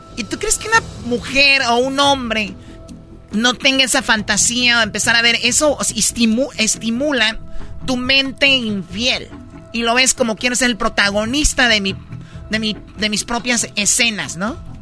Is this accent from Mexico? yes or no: yes; Tepatitlán, Jalisco, Mexico; yo soy de Tepatitlán, Jalisco